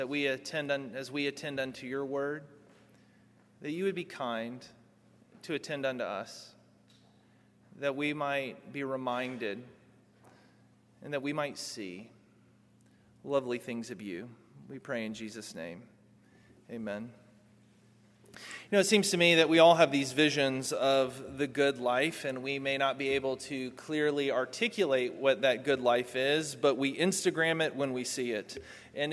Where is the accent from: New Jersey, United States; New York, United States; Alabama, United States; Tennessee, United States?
Tennessee, United States; Germantown; moved away as an adult; now in Knoxville, United States; I grew up in Germantown